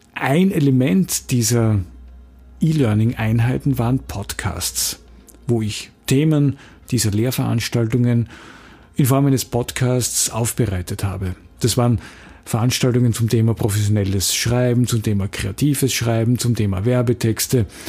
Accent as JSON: {"language": "German", "town": "Graz", "region": "Styria", "country": "Austria", "said": "in Graz, wo ich herkomme"}